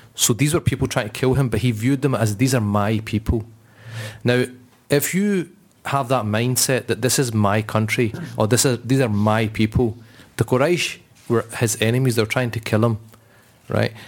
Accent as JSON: {"language": "English", "region": "Scotland", "country": "United Kingdom", "said": "we're quite proud that we're Scottish and we, we kind of live in this place"}